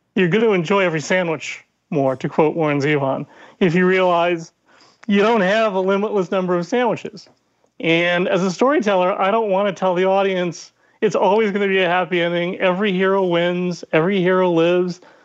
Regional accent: Ireland; as an Irish angry narcissist

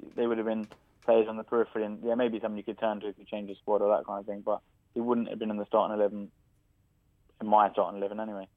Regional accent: London, United Kingdom; I was born in London

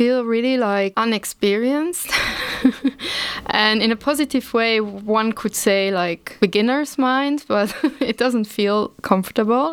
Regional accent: Luxembourg; also born or lived in The Hague, Netherlands / Leipzig, Germany; I was born in Luxembourg and I grew up in Luxembourg in the rural area, in the countryside

